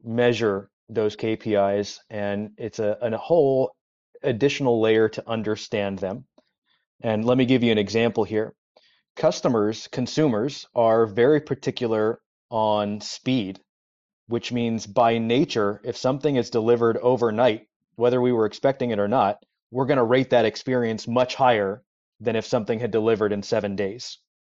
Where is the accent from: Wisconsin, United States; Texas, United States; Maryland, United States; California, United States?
California, United States; Los Angeles; I grew up in Los Angeles, so Southern California, where there is no weather